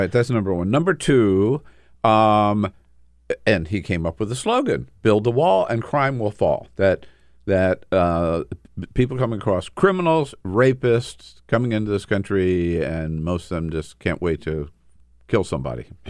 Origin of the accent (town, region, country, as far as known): Los Angeles, California, United States; born or raised there; now in Washington, D.C., United States